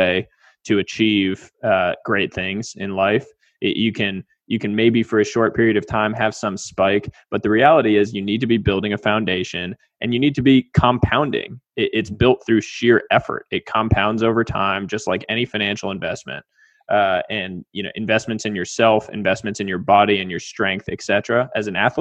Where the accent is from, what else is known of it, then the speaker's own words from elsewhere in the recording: Weston, Massachusetts, United States; I was a kid from Weston, Massachusetts, tiny town, D3 school